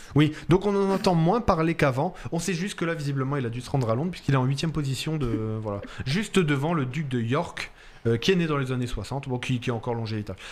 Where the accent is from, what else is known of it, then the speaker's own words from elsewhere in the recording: France; accent: French of France; also born or lived in Italy; mon accent de français de France, là, quand on. Quand on on a l'impression, nous les Français de France, qu'on n'a pas d'accent